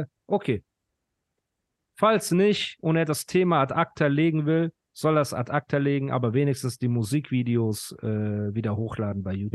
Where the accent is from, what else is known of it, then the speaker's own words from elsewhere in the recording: Iran; now in Pforzheim, Germany; Ich bin Iraner